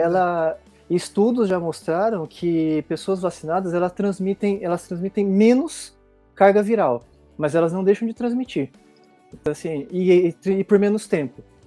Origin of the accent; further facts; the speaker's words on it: Barretos, São Paulo, Brazil; now in São Paulo, Brazil; pertinho da minha terra, que eu sou de Barretos, então tamo ali pertinho. Mas eu moro em São Paulo hoje